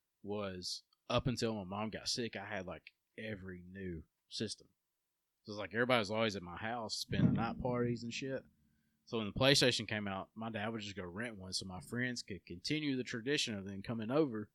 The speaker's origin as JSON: {"language": "English", "town": "Crestview", "region": "Florida", "country": "United States", "tie": "born or raised there", "said": "I grew up in Crestview. A lot of people don't know that. I grew up in Crestview before I moved to Empire."}